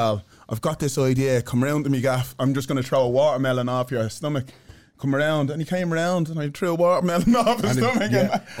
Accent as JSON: {"language": "English", "country": "Ireland", "tie": "born or raised there", "moved": "yes", "said": "if I walked into a room in Ireland when I grew up, every white person would look around and go, there's a black fella here. Because there was no black people in the whole of Ireland when Dublin, when I was growing up, I didn't see any."}